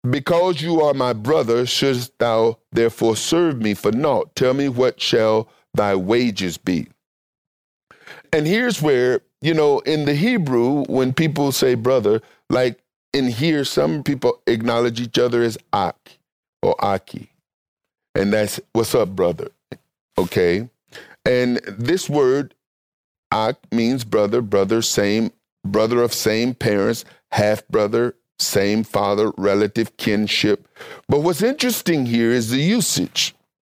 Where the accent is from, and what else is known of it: United States